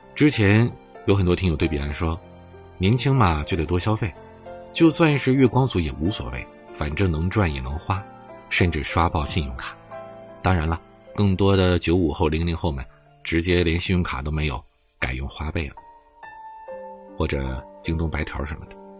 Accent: China; 毕竟咱们是中国人，毕竟我们生活在一个伟大的祖国里

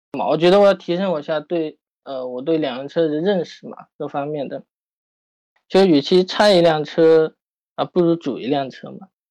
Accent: Yunnan, China; now in Shanghai, China; 因为我家是云南的

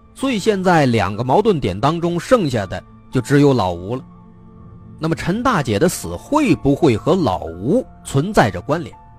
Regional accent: China; 我们中国人最注重的就是传宗接代

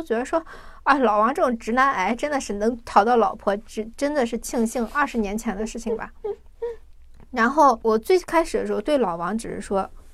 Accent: China; 我们中国人看韩国的综艺多少会有一些些的文化差异

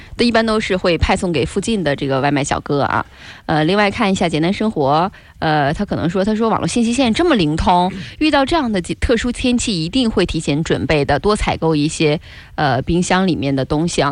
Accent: China; 我们中国人呐，没太有付小费这个习惯

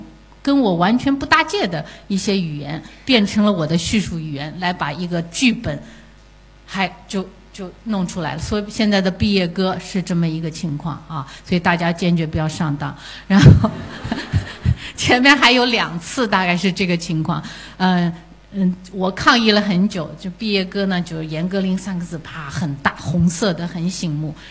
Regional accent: China; 我作为一个中国人的我是什么样子？

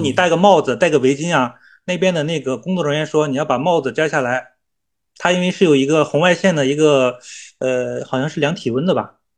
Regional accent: Shenzhen, Guangdong, China; 我们深圳人呢可能就比较能吃苦

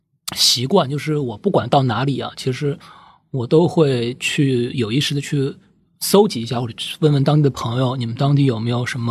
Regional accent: Shanghai, China; 一个上海人，上海土著，然后兜兜转转几大洲，回到了自己的家乡，而且就是因为我是上上海是虹口区长大的

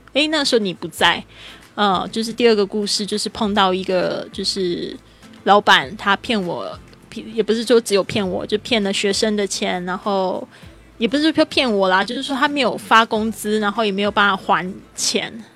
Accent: Kaohsiung, Taiwan; 我现在人是在高雄，高雄是我的出生地，然后我爸爸也在这边，我爸爸姐姐还有我的侄子都在这边

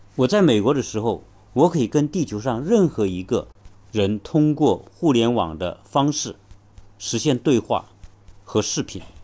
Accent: China; 我们中国人

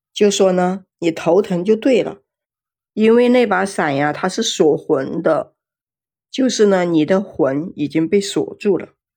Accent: Jiangxi, China; 最近我们江西这边吧，天天都是下雨

